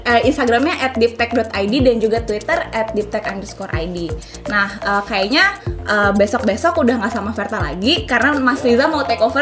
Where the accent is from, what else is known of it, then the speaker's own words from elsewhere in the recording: Indonesia; Kita kita orang Indonesia